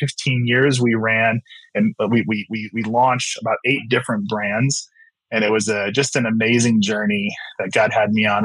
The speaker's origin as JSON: {"language": "English", "town": "Wheaton", "region": "Illinois", "country": "United States", "tie": "born or raised there", "said": "I'm here in our offices based in the Chicagoland area. I grew up here out in the Western suburbs"}